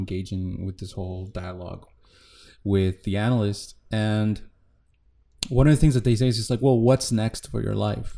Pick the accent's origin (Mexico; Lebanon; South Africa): Mexico; I'm a musician from Mexico.